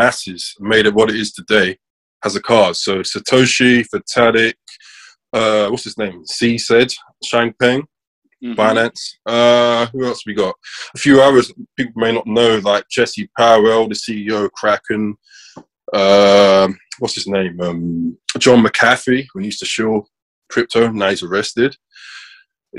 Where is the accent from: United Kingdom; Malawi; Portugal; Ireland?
United Kingdom; London; I'm 25, I'm from South London.